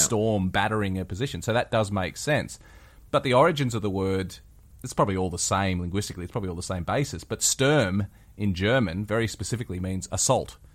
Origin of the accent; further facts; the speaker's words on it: West Wyalong, New South Wales, Australia; my hometown in, uh, West Wyalong